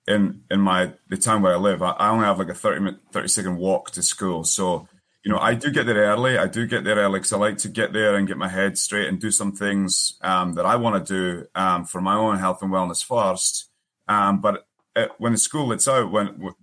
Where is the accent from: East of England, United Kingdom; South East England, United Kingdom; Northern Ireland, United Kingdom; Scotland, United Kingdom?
Scotland, United Kingdom; Forfar; moved away as an adult; now in United States; So I am originally from Scotland, a small town, as well, we would say a wee town, called Forfar, which is in the northeast. I came here in 2002 as a 21-year-old